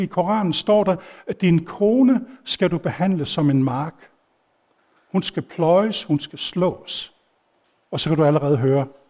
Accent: Denmark; jeg var dansker

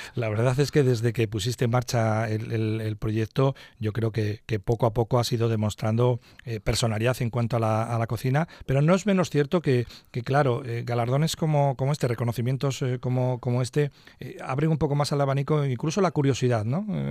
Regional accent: Cantabria, Spain; nuestra región

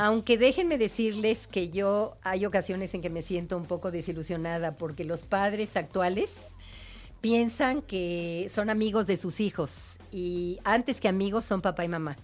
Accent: Mexico; nuestra idiosincrasia mexicana

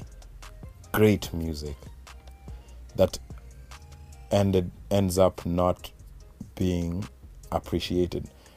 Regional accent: Kenya; We're from Kenya

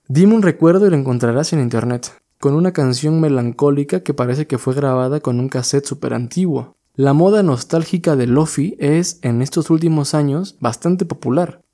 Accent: Mexico; para tratar de entender quiénes éramos como mexicanos y para buscar nuestra verdadera identidad

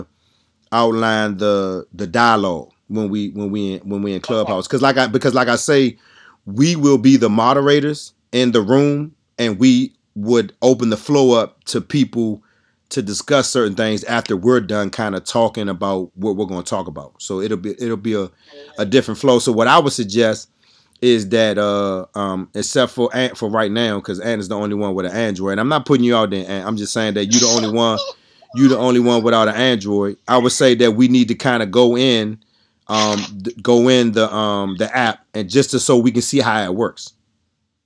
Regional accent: DMV, United States; we're from Maryland, D.C., Virginia

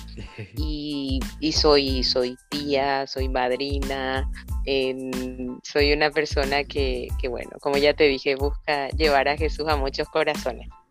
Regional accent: Paraguay; soy paraguaya

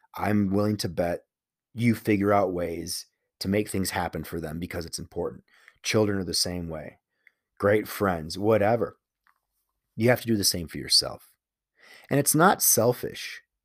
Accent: Chicago, Illinois, United States; moved away as an adult; it's for sure, for sure a Chicago thing where you identify with the city.

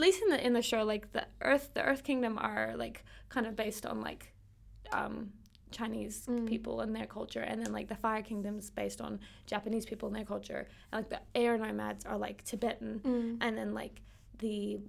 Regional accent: New Zealand; Also, as a New Zealander, I'm like

